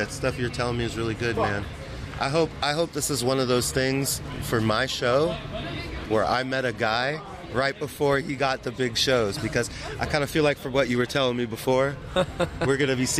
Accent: South Florida, United States; now in New York, United States; And I'm also from South Florida.

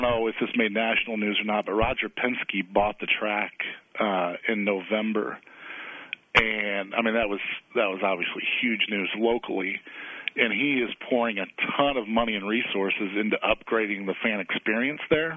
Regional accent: Illinois, United States; also born or lived in Waco, Texas; now in Indianapolis, United States; I grew up in Illinois

